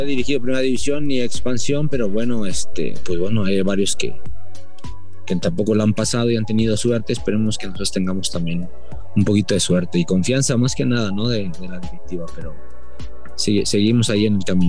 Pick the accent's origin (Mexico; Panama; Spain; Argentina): Mexico; Mexico City; yo soy, bueno, de Tepito